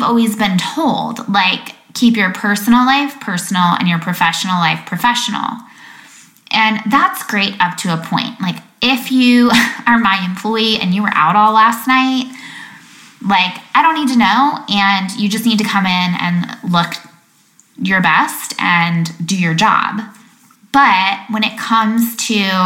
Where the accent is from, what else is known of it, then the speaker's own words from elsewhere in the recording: Lake Michigan, Midwest, United States; I remember being little, growing up on Lake Michigan